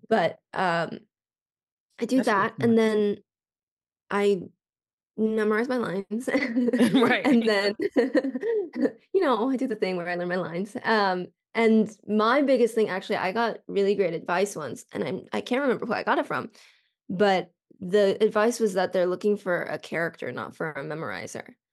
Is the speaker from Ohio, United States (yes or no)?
no; Colorado, United States; now in Los Angeles, United States; I'm from Colorado